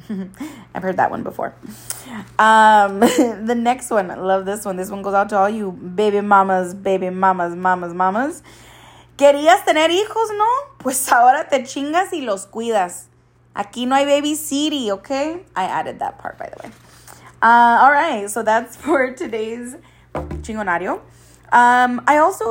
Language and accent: English; Coachella Valley, California, United States; there's so much to do in the valley